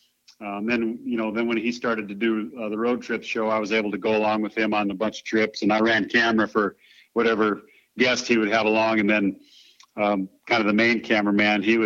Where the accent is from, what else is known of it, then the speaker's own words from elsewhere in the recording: South Dakota, United States; I was from South Dakota